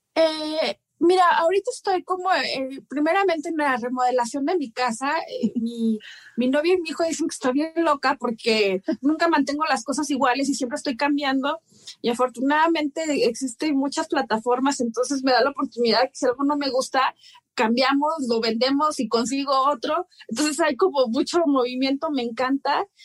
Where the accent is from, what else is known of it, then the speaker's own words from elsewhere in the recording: Oaxaca, Mexico; yo soy de Oaxaca